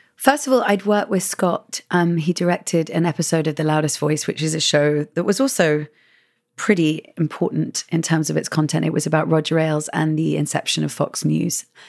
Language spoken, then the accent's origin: English; England, United Kingdom; moved away as an adult; now in United States; I am from England and living in America for the past seven years